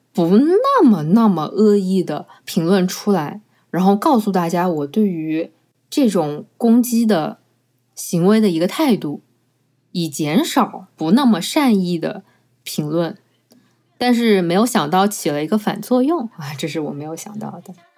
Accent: Changsha, Hunan, China; 用我们长沙话来说

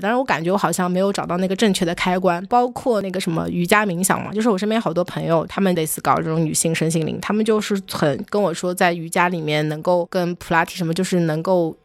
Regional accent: China; 我在中国长大

